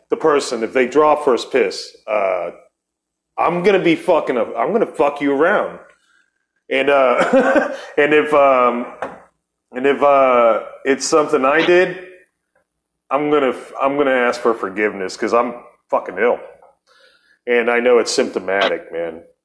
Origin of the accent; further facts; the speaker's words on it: Akron, Ohio, United States; moved away; also born or lived in Barberton, Ohio; we're both from Akron, Ohio